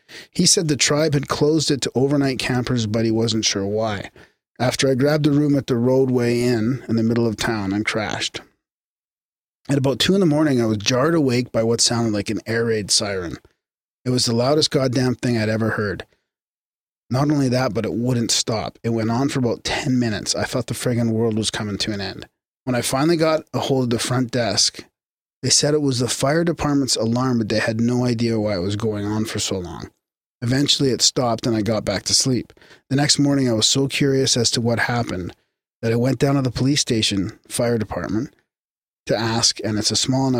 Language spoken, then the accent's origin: English; Revelstoke, British Columbia, Canada; now in Victoria, Canada; Nowadays, I live in Victoria, but I grew up in Revelstoke, and in 2012, got the idea to collect all of Revelstoke's paranormal history into a book.